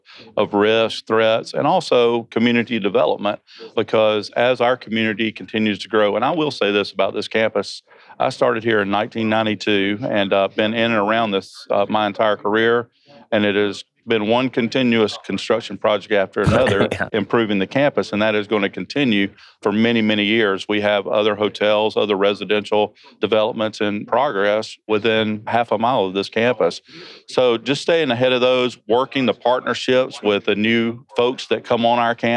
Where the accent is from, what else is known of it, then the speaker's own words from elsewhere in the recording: Georgia, United States; I am from Georgia. So if you don't understand what I'm saying because of my accent